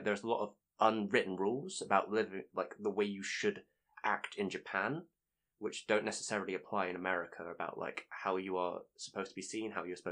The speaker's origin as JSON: {"language": "English", "region": "England", "country": "United Kingdom", "said": "Being English"}